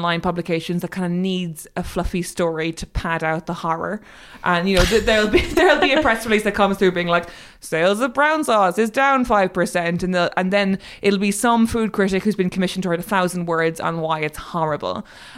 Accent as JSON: {"language": "English", "country": "Ireland", "moved": "as an adult", "lives_now": "United Kingdom", "said": "I'm Irish"}